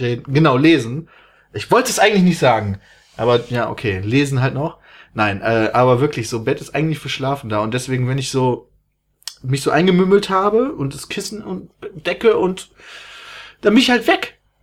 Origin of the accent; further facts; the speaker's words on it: Germany; ich komme aus Deutschland